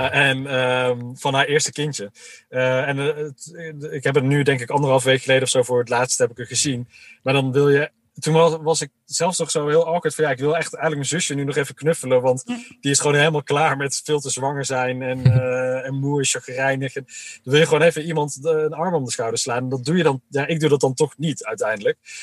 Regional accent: Uden, North Brabant, Netherlands; ik ben zelf opgegroeid in Uden in Brabant

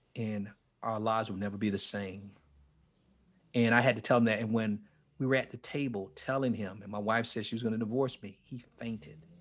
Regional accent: Fort Lauderdale, Florida, United States; moved away; I was down in um in um Fort Lauderdale, near my hometown, Fort Lauderdale

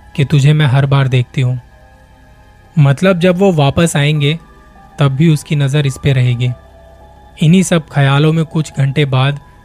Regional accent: Delhi, India; मैं खुद दिल्ली से हूँ

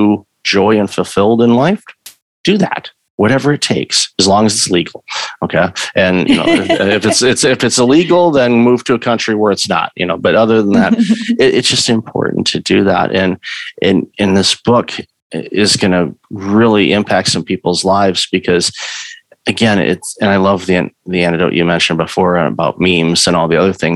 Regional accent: Detroit, Michigan, United States; I grew up in Detroit

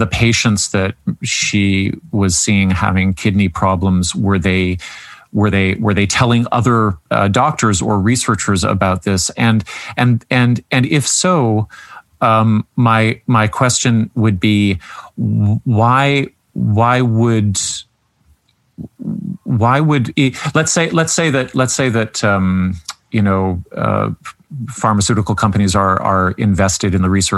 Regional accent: Canada; being the Canadian on staff

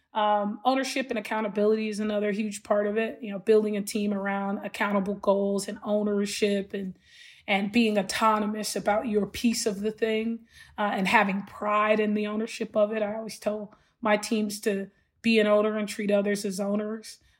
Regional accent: Los Angeles, California, United States; growing up in Los Angeles and South Central LA and Watts in particular, with the family I grew up

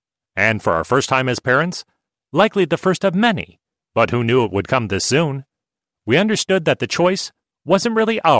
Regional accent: New York, United States; I was raised on Long Island by German immigrant parents who were unlikely hippies.

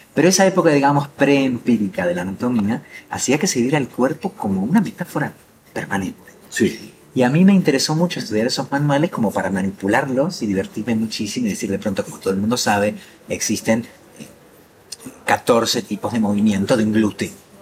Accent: Argentina; moved away; mi país natal

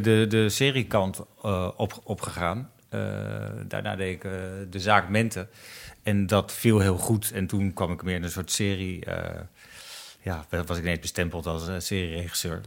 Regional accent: Netherlands; wij als Nederlanders, als Nederlands makers

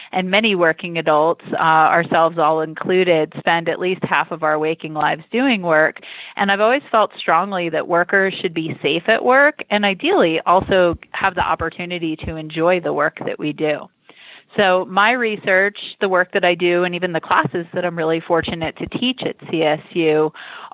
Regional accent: East Coast, United States; moved away as an adult; also born or lived in New York / Michigan; I'm originally from the East Coast

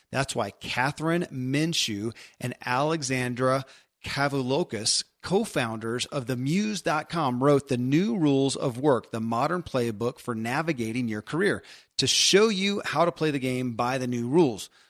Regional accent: Kentucky, United States; I grew up in Kentucky where horse racing and bourbon are famous

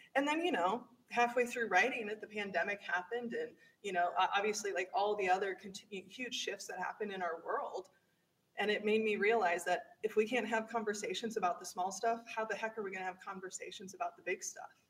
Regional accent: Midwest, United States; As a white woman in the Midwest, I was very much raised with the Midwest nice mentality

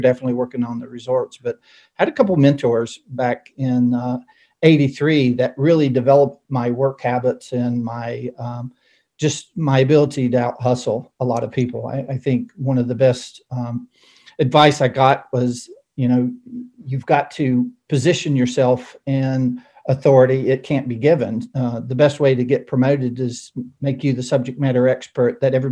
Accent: North Wilkesboro, North Carolina, United States; also born or lived in Grand Rapids, Michigan / Phoenix, Arizona; most of my years all the way through high school is in really the Blue Ridge Mountains and the Brushy Mountains of North Wilkesboro

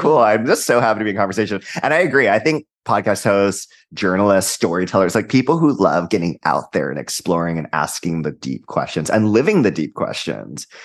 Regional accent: Hawaii, United States; I'm also from Hawaii

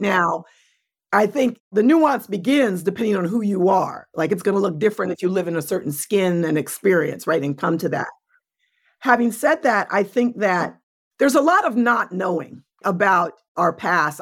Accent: New York City, New York, United States; I was born in New York City, adopted through Spence Chapin

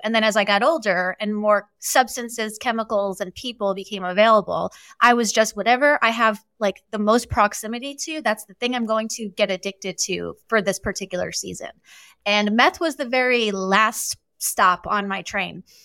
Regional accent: New York, United States; I was born and raised in New York.

